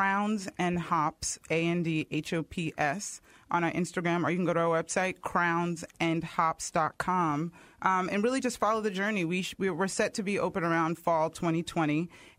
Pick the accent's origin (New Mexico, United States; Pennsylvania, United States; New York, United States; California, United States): New York, United States; I grew up in New York